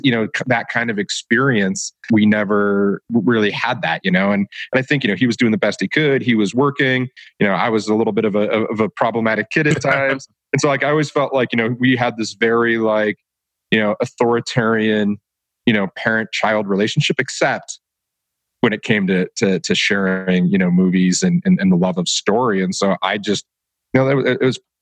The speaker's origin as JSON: {"language": "English", "town": "Detroit", "region": "Michigan", "country": "United States", "tie": "born or raised there", "moved": "yes", "said": "growing up in Detroit"}